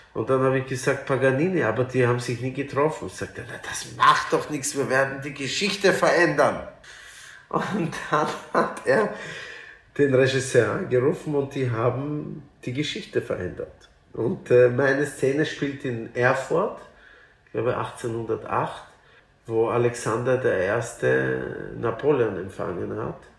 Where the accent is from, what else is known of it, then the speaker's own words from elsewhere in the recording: Vienna, Austria; also born or lived in Lithuania; aber Wien ist mein Zuhause. Natürlich fühle ich mich wahrscheinlich mehr als Wiener